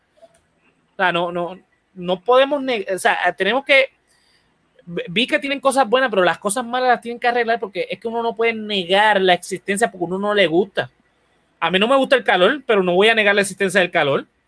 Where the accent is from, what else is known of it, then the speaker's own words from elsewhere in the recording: Puerto Rico; como cualquier puertorriqueño